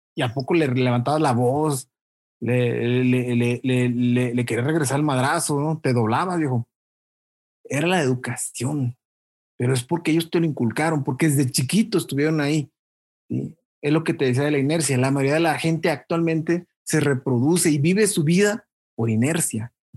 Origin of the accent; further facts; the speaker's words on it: Chilchota, Michoacán, Mexico; lugar donde, donde yo crecí, en Chilchota